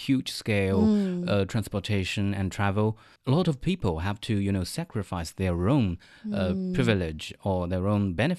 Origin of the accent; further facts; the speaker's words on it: Hangzhou, Zhejiang, China; also born or lived in Shanghai; I studied in Shanghai's university, and that is not so far from my hometown in Hangzhou.